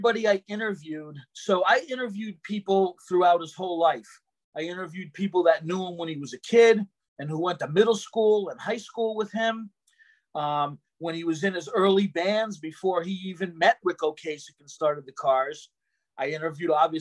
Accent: Boston, Massachusetts, United States; I was originally from Boston

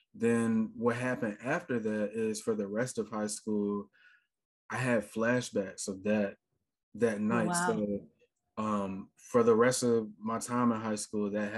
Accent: Richmond, Virginia, United States; now in Atlanta, United States; I'm currently in Atlanta, Georgia. I've been there for the last like 11 years or so. So this is like definitely home at this point, but I'm originally from Richmond, Virginia

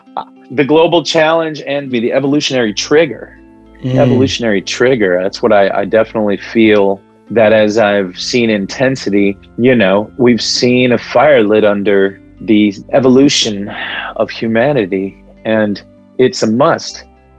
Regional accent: Palestine; first language Arabic; English is a second language; I'm a Palestinian man, galactic heart, and here meeting with you. I just expressed in Arabic in my native tongue

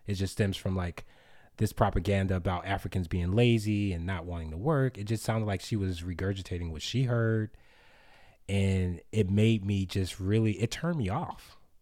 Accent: United States; also born or lived in Sweden; I was from America.

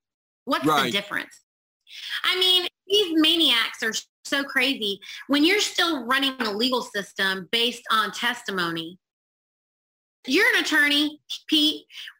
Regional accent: India; And I know I'm Indian and I can tolerate the sun a lot more

